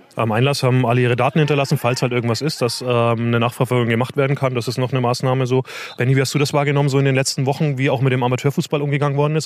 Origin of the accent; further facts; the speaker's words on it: Franconia, Bavaria, Germany; also born or lived in Osnabrück area; now in Osnabrück, Germany; als gebürtiger Franke